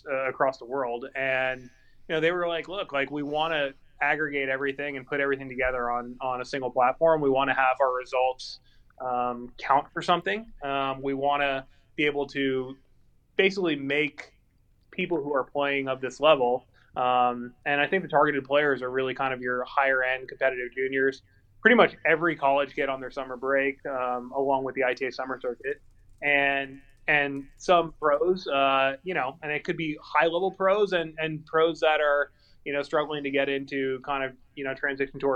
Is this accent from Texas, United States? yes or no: no; Calabasas, California, United States; also born or lived in Encino, California; I'm from Calabasas, California